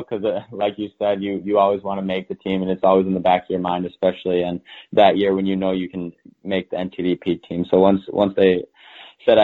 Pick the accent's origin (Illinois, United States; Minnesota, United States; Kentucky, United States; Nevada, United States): Minnesota, United States; Grant; I grew up in Minnesota, Grant, Minnesota